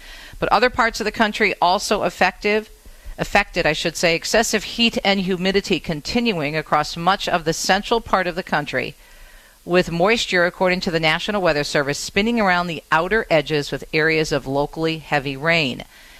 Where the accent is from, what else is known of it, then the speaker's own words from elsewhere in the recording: Michigan, United States; my home state of Michigan.